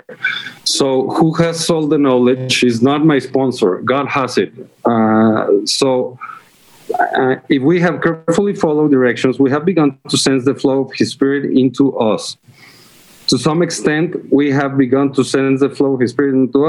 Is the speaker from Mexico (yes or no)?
yes; Mexico; I'm from Mexico